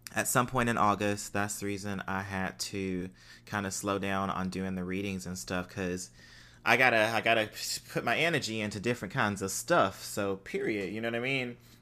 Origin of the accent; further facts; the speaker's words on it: United States; what we grew up with in the United States as far as Christianity